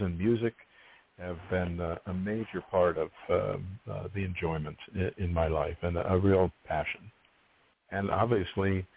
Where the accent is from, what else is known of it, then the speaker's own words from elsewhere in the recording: Pittsburgh, Pennsylvania, United States; moved away; I grew up in Pittsburgh